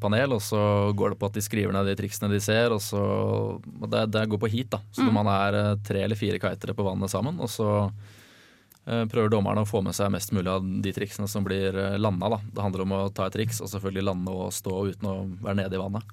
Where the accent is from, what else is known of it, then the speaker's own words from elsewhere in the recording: Fredrikstad, Østfold, Norway; also born or lived in Trondheim; jeg er fra Fredrikstad